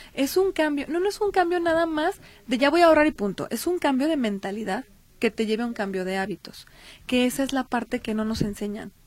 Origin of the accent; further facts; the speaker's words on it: Mexico; Nuestra obligación como mexicanos